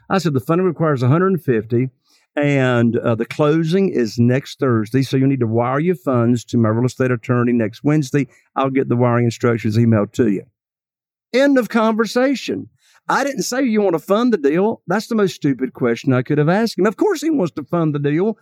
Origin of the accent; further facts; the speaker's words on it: Eastern North Carolina, United States; I am from Eastern North Carolina